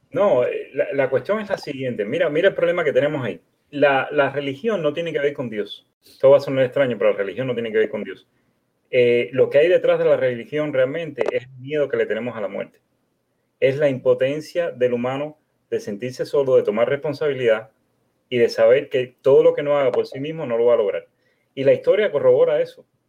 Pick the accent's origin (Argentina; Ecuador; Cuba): Cuba; now in United States; Vivo en los Estados Unidos, pero soy de origen cubano